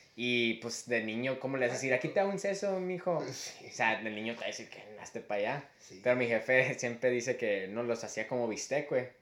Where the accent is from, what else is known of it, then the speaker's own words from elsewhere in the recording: Mexico; somos mexicanos